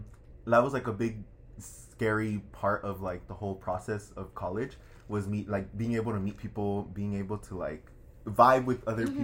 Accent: Bay Area, California, United States; moved away as an adult; I'm originally from the Bay Area. I'm a first-gen student as well.

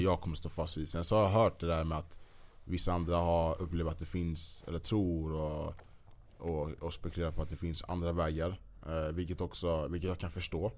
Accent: Sweden; vi svenskar

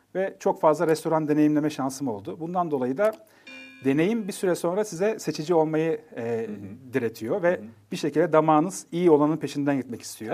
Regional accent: Nevşehir, Turkey; Ben Nevşehirliyim, Kapadokyalıyım

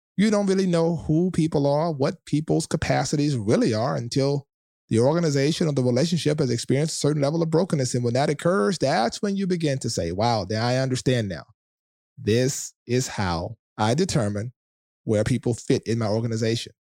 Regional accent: South Louisiana, United States; I'm from the South of Louisiana

